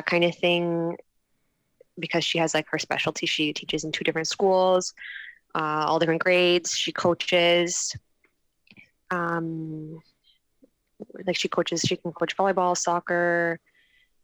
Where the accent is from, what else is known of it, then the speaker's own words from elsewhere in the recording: Toronto, Ontario, Canada; I'm from Toronto